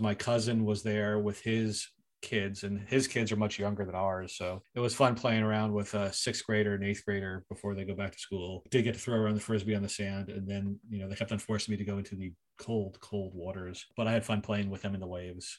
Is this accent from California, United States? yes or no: no; Philadelphia, Pennsylvania, United States; now in Canada; I went to my hometown of Philadelphia